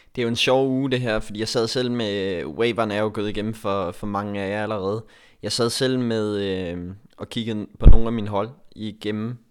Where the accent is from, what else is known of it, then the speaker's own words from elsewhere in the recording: Denmark; Jeg er den eneste dansker